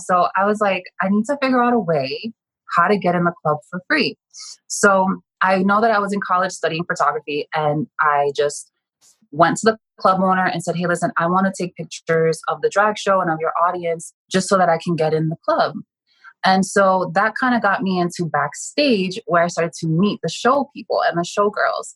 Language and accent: English; New Jersey, United States; I grew up in North Jersey, which is about seven miles outside of Manhattan.